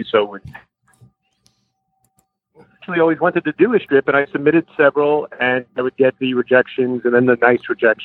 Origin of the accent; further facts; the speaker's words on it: Long Island, New York, United States; I grew up on Long Island, hence this accent.